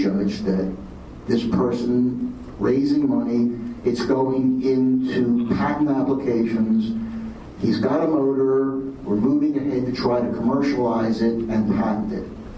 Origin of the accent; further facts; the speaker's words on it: Philadelphia, Pennsylvania, United States; now in Los Angeles, United States; I'm from Philadelphia